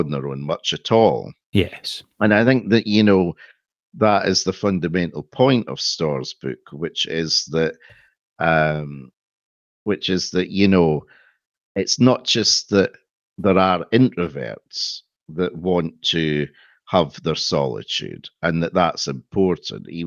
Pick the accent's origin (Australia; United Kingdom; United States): United Kingdom; Scotland; no, we're Scottish